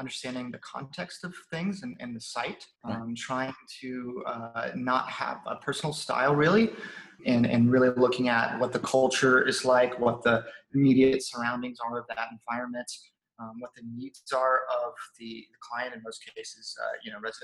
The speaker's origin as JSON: {"language": "English", "region": "South Carolina", "country": "United States", "tie": "born or raised there", "also_born_or_lived": "Shanghai, China", "moved": "as an adult", "said": "I'm from South Carolina originally. I was there until basically college or university"}